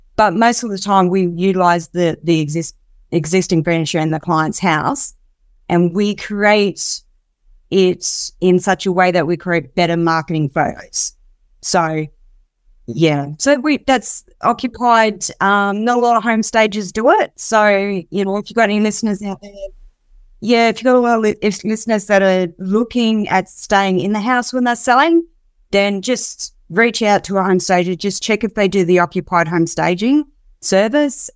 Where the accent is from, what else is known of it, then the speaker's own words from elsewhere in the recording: Darwin, Northern Territory, Australia; moved away as an adult; now in Perth, Australia; I'm originally from Darwin, so I came down here seven years ago now